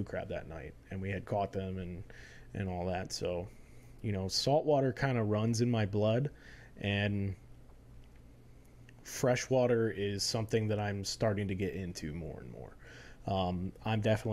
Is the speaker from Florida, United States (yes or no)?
yes; Florida, United States; moved away; also born or lived in North Carolina; born and raised in Florida, just like you are. Lived in North Carolina for a little while, about 10 years, and then came back